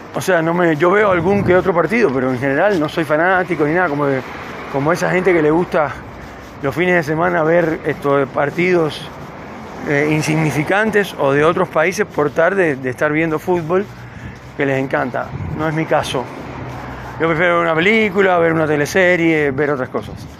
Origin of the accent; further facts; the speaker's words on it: Cuba; now in Neuquén, Argentina; vengo de Cuba, del calor.